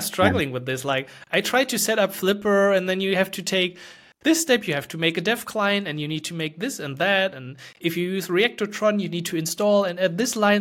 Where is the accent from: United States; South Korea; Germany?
Germany; English is a second language; I'm from Germany